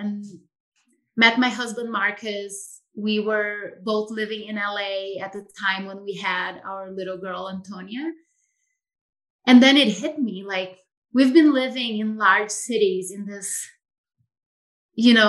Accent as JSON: {"language": "English", "country": "Brazil", "tie": "born or raised there", "moved": "as an adult", "lives_now": "Idyllwild, United States", "said": "I'm from Brazil originally, as you know, and I grew up in a more rural environment"}